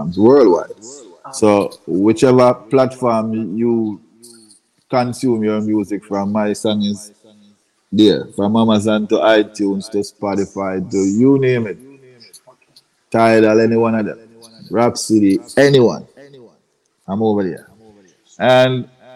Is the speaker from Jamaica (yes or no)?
yes; Jamaica; I was a little youth in Jamaica